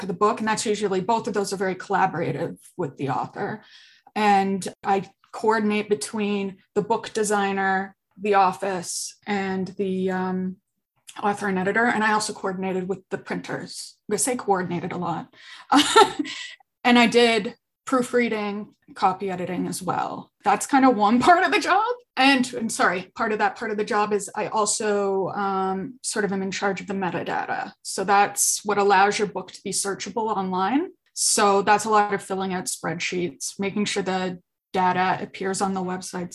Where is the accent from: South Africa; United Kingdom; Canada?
Canada; Ajax, Ontario; moved away as an adult; also born or lived in Toronto / Fredericton, New Brunswick; I grew up in Ajax, Ontario, just east of Toronto